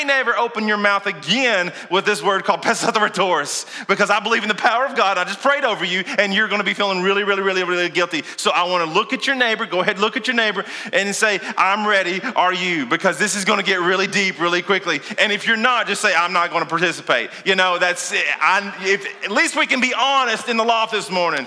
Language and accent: English; Kentucky, United States; also born or lived in Lincoln County, Kentucky; I'm from Kentucky.